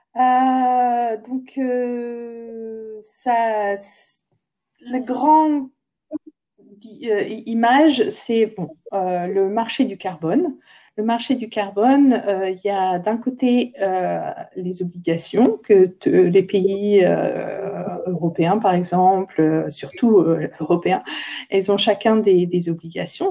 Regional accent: Saint-Hilaire-Saint-Mesmin, Centre-Val de Loire, France; moved away; je viens de Saint-Hilaire-Saint-Mémin à côté d'Orléans

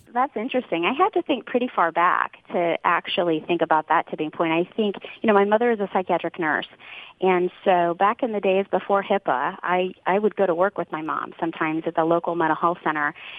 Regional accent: Kansas City, United States; I wanted to be in my hometown, close to family

